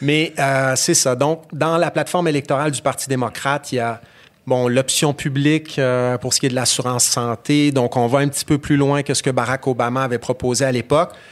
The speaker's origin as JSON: {"language": "French", "town": "Alma", "region": "Quebec", "country": "Canada", "tie": "born or raised there", "said": "je suis né à, Alma, au Lac-Saint-Jean"}